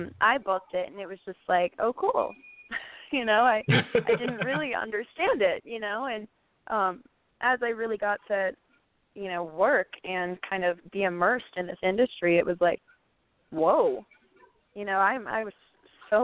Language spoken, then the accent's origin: English; Orlando, Florida, United States; now in California, United States; born and raised in Orlando